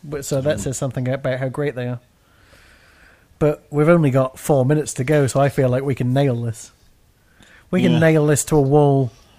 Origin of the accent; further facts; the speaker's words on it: United Kingdom; I'm British.